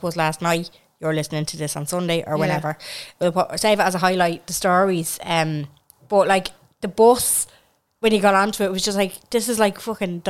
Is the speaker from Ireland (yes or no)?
yes; Ireland; our kind of identity as Irish people